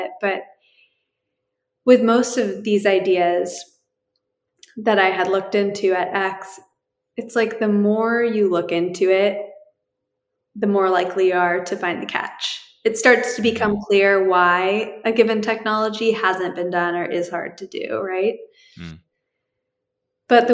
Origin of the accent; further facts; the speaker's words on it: New Hampshire, United States; moved away; also born or lived in Bay Area, California; I grew up in New Hampshire